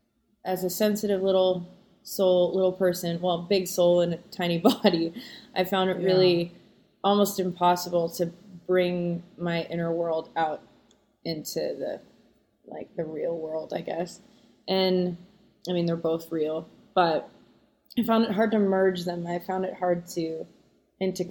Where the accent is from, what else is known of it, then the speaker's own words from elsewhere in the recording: south of Winnipeg, Manitoba, Canada; moved away; also born or lived in Los Angeles; I was born in Winnipeg.